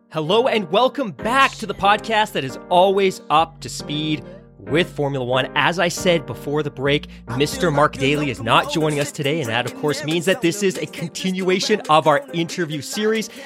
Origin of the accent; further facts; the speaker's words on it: Vancouver, British Columbia, Canada; I grew up in Vancouver, B C.